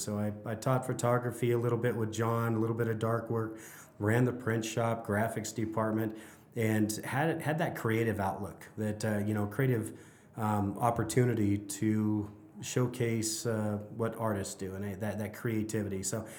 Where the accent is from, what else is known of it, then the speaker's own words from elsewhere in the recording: Carson City, Nevada, United States; I'm born and raised in Carson City.